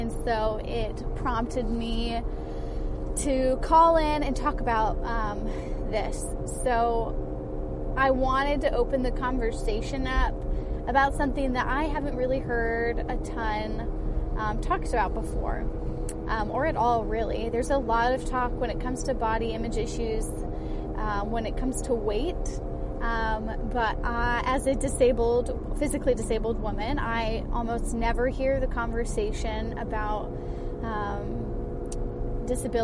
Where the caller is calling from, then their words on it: Washington, District of Columbia, United States; I am calling from Washington, D.C.